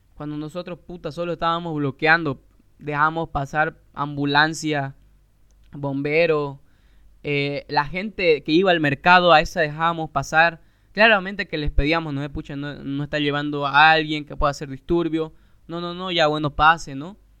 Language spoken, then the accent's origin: Spanish; Santa Cruz de la Sierra, Santa Cruz, Bolivia